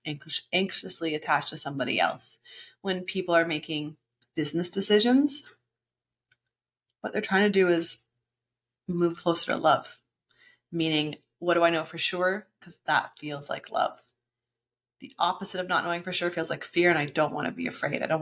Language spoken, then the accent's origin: English; Canada; now in Tulum, Mexico; As a Canadian